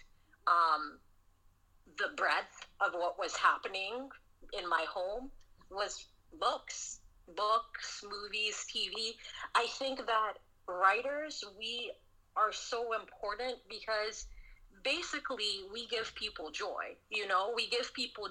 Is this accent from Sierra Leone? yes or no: yes; Sierra Leone; also born or lived in Southern United States; now in United States; I grew up in Sierra Leone, West Africa. I grew up, you know, during the Civil War